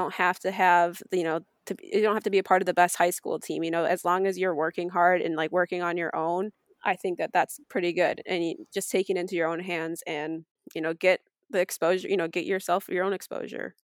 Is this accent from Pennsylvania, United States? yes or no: no; Taylor Hollow, New York, United States; So, I grew up in Taylor Hollow. I still live there